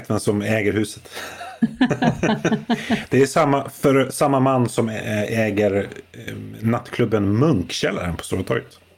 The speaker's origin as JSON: {"language": "Swedish", "region": "Gotland", "country": "Sweden", "said": "Vi, vi, vi gotlänningar, vi, liksom, vi cashar in istället."}